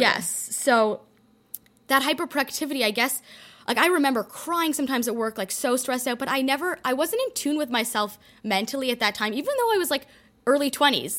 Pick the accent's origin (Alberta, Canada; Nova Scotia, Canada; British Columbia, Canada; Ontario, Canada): Ontario, Canada; Toronto; moved away as an adult; also born or lived in London, Ontario / Detroit, Michigan; I grew up in a in Toronto in a community where everyone kind of go, follows a similar path